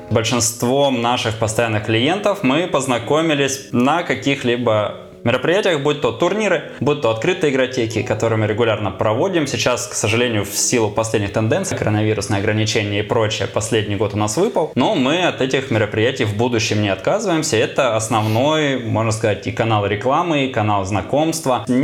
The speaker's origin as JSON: {"language": "Russian", "region": "Murmansk Oblast", "country": "Russia", "tie": "born or raised there", "also_born_or_lived": "Novorossiysk", "said": "Нет, я родился в Новороссийске, но до 18 лет прожил в Мурманской области."}